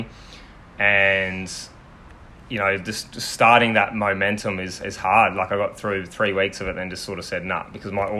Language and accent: English; Sunshine Coast, Queensland, Australia; also born or lived in Victoria; so since I was about three, I've lived here